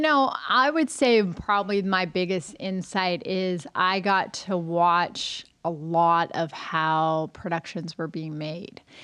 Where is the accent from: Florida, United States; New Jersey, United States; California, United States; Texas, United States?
California, United States; Los Angeles; I grew up, I was born and raised in Los Angeles